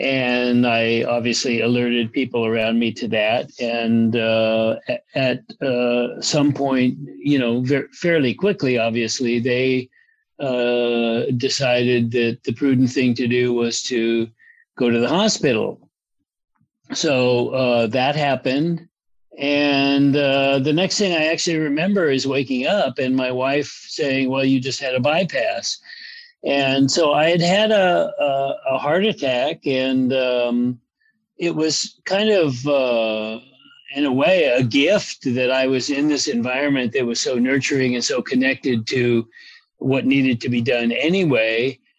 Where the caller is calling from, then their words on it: Los Angeles, California, United States; Well, I'm at home in good old Los Angeles on the West Side.